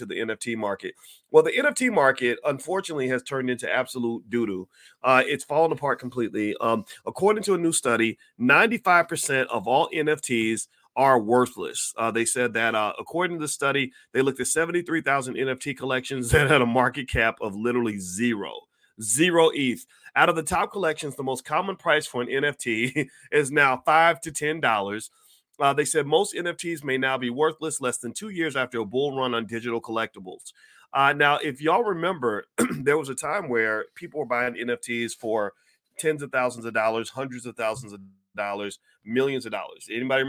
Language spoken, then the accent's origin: English; Kentucky, United States; Kentucky's my home state